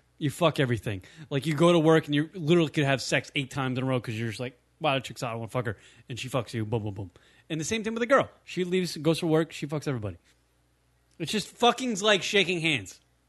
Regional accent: United States; we grew up in America.

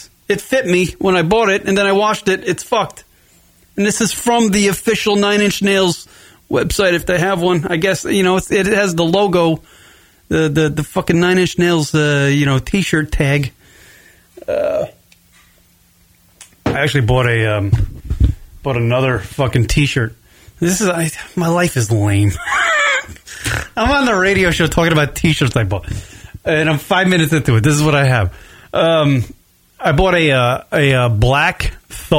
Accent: near the Hamptons, east end of Long Island, New York, United States; now in Arizona, United States; I'm from nearly like the Hamptons. I'm pretty close to the Hamptons

